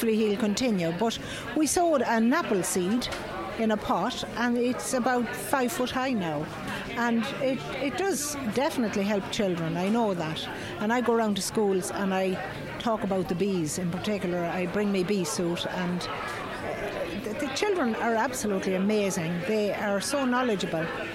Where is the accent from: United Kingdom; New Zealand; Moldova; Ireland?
Ireland; Mullingar, Leinster; I'm from Mullingar